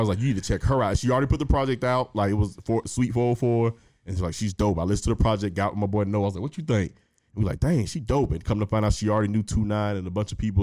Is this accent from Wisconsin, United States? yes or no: no; Henry County, Metro Atlanta, Georgia, United States; also born or lived in East Point, Georgia; I went to school in Henry County, Henry County High School specifically